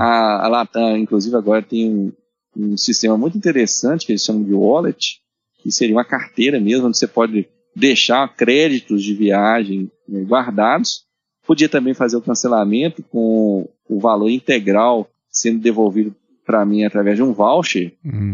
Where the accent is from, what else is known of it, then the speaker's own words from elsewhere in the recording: Minas Gerais, Brazil; nós somos mineiros.